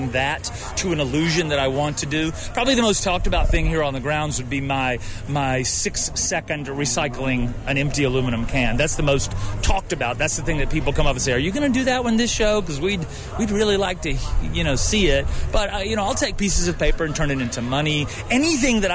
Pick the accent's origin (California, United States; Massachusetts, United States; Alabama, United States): Alabama, United States; also born or lived in Texas; I was born in Texas and raised in Alabama.